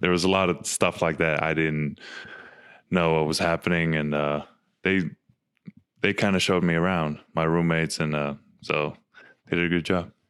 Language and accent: English; Finland; moved away as an adult; also born or lived in Arizona / Utah; now in Salt Lake City, United States; growing up in Finland